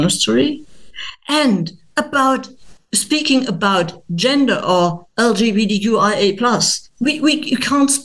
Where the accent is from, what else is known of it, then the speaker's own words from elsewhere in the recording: Germany; English is a second language; I'm not an English speaking person. I'm a German.